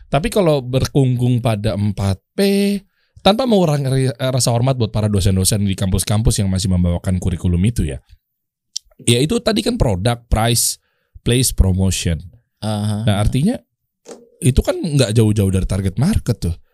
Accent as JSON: {"language": "Indonesian", "town": "Cibubur", "country": "Indonesia", "said": "saya orang Cibubur nih."}